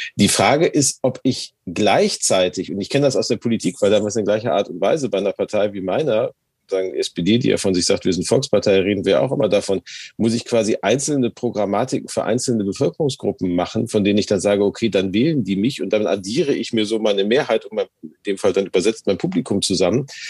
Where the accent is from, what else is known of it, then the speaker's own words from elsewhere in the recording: Gelsenkirchen, North Rhine-Westphalia, Germany; now in Hamburg, Germany; meiner Heimatstadt Gelsenkirchen